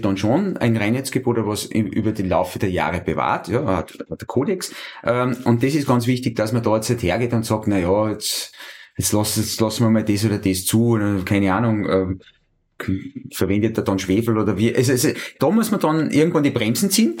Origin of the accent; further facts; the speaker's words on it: Schladming, Styria, Austria; ich bin ja gebürtiger Einstaller, ich bin äh, in Schlaping aufgewachsen